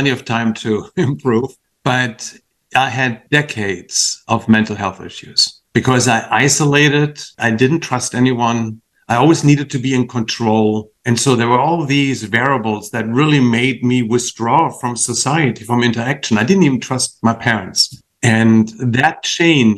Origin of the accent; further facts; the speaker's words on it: Achim-Baden, Lower Saxony, Germany; moved away; a little town called Baden, which it's close to Bremen and Hamburg